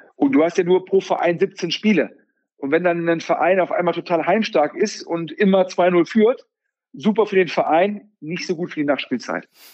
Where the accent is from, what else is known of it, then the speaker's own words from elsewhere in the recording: Düsseldorf, North Rhine-Westphalia, Germany; als Düsseldorfer